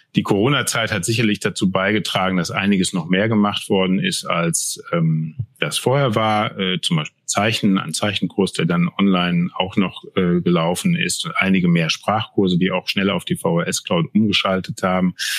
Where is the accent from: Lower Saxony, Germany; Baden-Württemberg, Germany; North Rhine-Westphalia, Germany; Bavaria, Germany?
North Rhine-Westphalia, Germany; Altena; moved away as an adult; now in Rhineland, Germany; Ich komme aus dem schönen westfälischen Sauerland, äh, aus Altena genauer gesagt, wohne aber jetzt schon seit 15, über 15 Jahren im Rheinland